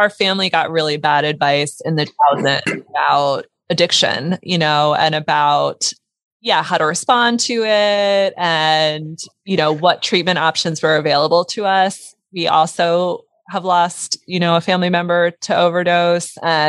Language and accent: English; Pennsylvania, United States; born there; also born or lived in Delaware; first off, I was born in Pennsylvania, moved to Delaware.